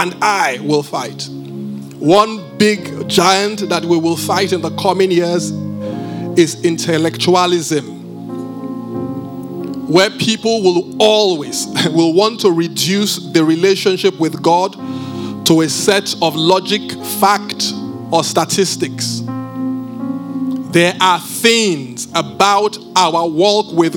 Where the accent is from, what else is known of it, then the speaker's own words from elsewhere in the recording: Benin; I'm from Benin